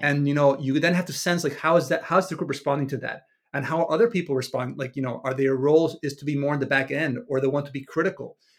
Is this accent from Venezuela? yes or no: yes; Venezuela; moved away; I was raised in Venezuela in the early, the early, the eighties and nineties